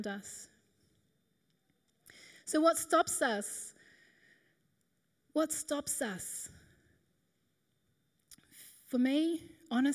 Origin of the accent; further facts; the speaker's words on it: New Zealand; moved away as an adult; now in Australia; We moved over from New Zealand. We were 18